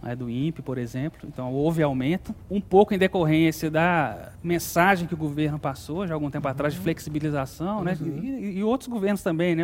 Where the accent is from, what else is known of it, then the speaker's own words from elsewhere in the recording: Belo Horizonte, Minas Gerais, Brazil; also born or lived in São João del-Rei; eu sou de São João Del Rei, nasci em São João Del Rei, Minas Gerais, mas sempre morei em Belo Horizonte